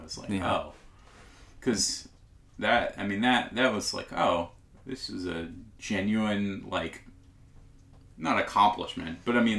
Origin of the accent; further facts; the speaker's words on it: California, United States; moved away as an adult; also born or lived in Alabama; Yeah, I used to live in Alabama. I'm from California and lived in Alabama for like 5 years, 6 years maybe, then moved back. I've lived here most of my life, though.